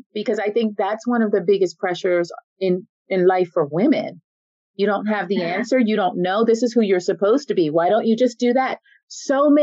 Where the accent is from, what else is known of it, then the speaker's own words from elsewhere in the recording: United States; moved away as an adult; now in Paris, France; I'm American